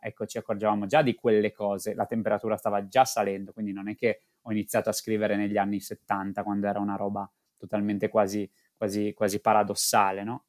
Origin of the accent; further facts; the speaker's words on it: Friuli-Venezia Giulia, Italy; da buon friulano